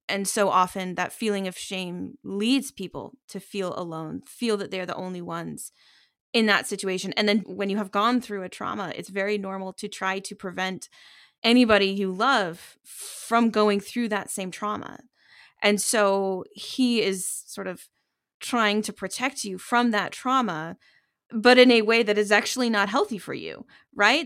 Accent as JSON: {"language": "English", "country": "United States", "said": "as an American"}